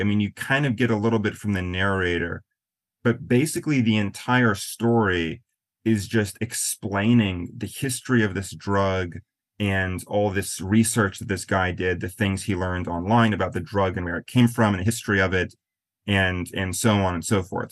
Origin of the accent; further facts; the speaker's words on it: Black Hills, western South Dakota, United States; also born or lived in Florida / New Orleans / Maine; now in New York, United States; I grew up in a really really small town in western South Dakota in the Black Hills.